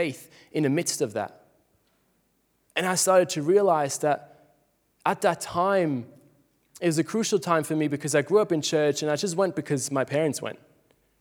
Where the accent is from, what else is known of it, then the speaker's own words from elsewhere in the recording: Switzerland; moved away as an adult; now in Australia; growing up in Switzerland, it's very similar to Australia